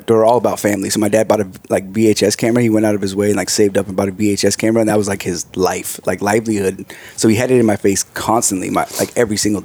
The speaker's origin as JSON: {"language": "English", "town": "Carpinteria", "region": "California", "country": "United States", "tie": "born or raised there", "said": "Born and raised Carpinteria, actually"}